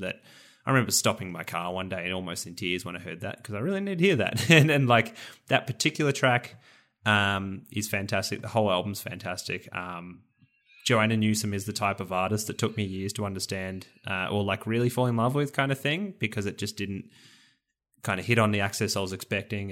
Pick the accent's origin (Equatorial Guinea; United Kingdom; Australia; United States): Australia; Rosebud, Victoria; my home, or one of my hometown, or near my hometown, Rosebud